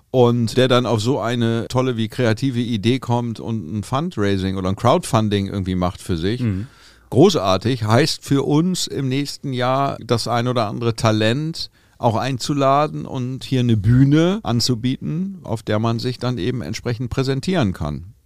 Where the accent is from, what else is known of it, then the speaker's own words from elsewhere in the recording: Hamburg, Germany; wir kommen aus Hamburg, äh, und, und sind hier irgendwie tennistechnisch verwurzelt.